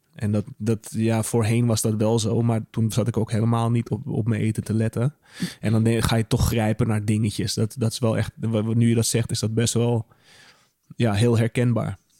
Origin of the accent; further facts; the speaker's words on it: Netherlands; ik ben een Nederlander